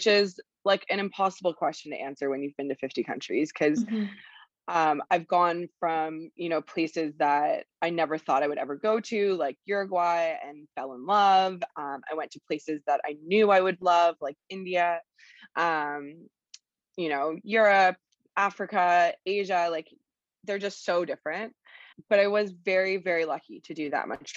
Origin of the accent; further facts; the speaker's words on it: Toronto, Ontario, Canada; moved away as an adult; also born or lived in Nicaragua; I am originally from Toronto